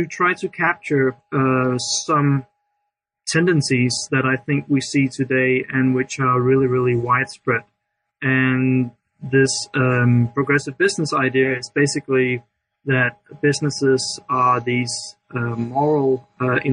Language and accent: English; Denmark; I'm from Denmark